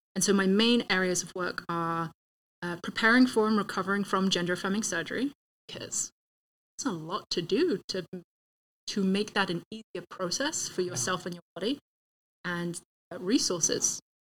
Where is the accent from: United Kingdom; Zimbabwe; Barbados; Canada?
United Kingdom; England; moved away as an adult; also born or lived in Sacramento, California; now in Tempe, United States; growing up in England, even having lived in California mm. for five years